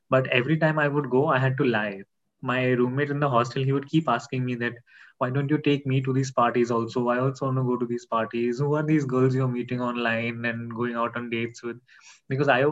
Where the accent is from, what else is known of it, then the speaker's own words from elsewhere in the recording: Nagpur, Maharashtra, India; moved away as an adult; also born or lived in Pune; This was all in Nagpur. I'm basically from Nagpur